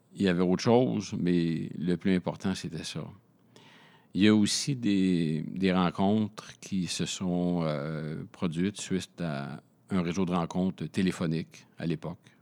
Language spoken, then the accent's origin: French; Montreal, Quebec, Canada; also born or lived in Laval, Quebec; Je suis montréalais de naissance. Euh, j'ai vécu 0 euh, à 6 ans dans le quartier Rosemont à Montréal.